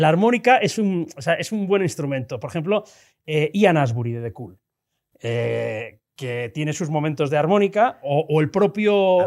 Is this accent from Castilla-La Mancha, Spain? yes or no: no; Tarragona, Catalonia, Spain; Yo soy de Tarragona